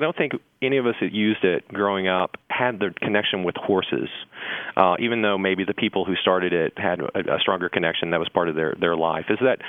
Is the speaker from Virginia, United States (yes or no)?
yes; southwestern Virginia, United States; now in Haymarket, Virginia, United States; I'm not originally from Haymarket, Virginia. I'm from southwestern Virginia, the coal fields, Appalachian Virginia.